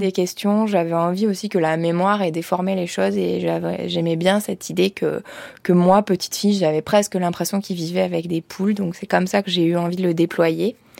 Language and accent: French; Ardèche, Auvergne-Rhône-Alpes, France; moved away; j'étais partie de l'Ardèche